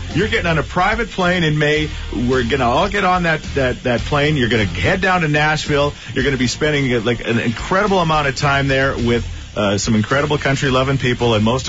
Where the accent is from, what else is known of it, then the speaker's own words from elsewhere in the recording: Thorsby, Alberta, Canada; born and raised in Thorsby, Alberta.